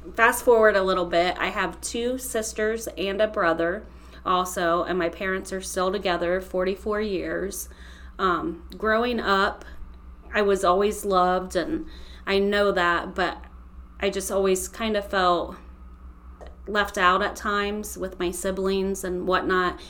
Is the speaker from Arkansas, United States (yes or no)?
no; Holmes County, Ohio, United States; I'm from Holmes County